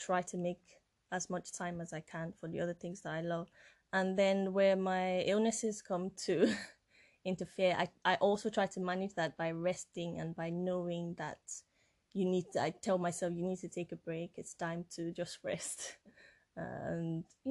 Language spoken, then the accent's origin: English; Nigeria; moved away as an adult; now in United Kingdom; I'm from Nigeria. Well, I'm French-Nigerian, but I was born and brought up in Nigeria. And I came here when I was 18 years old.